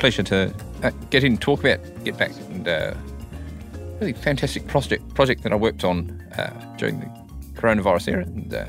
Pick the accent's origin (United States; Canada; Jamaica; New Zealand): New Zealand; as a … fan growing up in New Zealand at the time